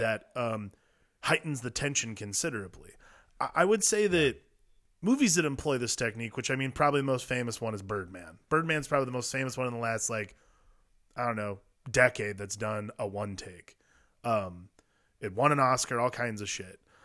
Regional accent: Midwest, United States; we grew up in the Midwest

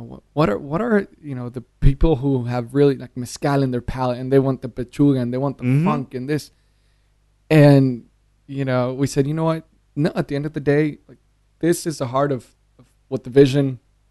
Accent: San Diego, California, United States; born there; So I was born in California.

